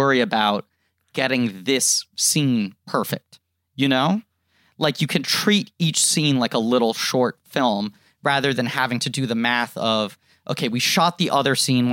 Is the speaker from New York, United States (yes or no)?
yes; New York, United States; As a young child growing up in New York